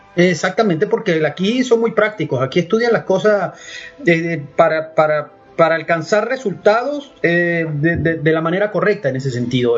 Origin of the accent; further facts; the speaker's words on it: Valera, Trujillo, Venezuela; moved away as an adult; also born or lived in Caracas / Vienna / Spain; now in Miami, United States; yo soy andino. Yo nací en una ciudad que se llama Valera